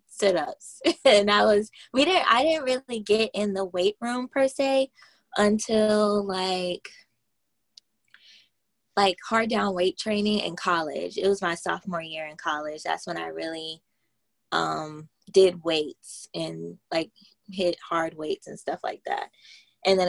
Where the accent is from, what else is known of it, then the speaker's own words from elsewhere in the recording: Moncks Corner, South Carolina, United States; I'm like 30 minutes out from Charleston, South Carolina. It's a little town of Monk's Corner. And I went to Berkeley High School